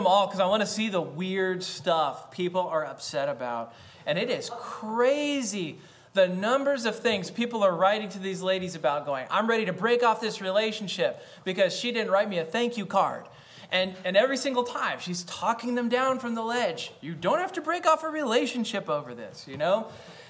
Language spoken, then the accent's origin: English; United States; I am an American.